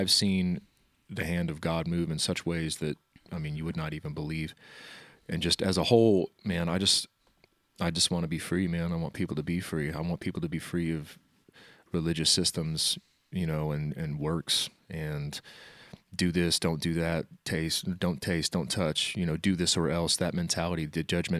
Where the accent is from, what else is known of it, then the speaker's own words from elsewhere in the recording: Wichita, Kansas, United States; Yeah, no, I lived in Wichita all my life, met Jason when he moved up here.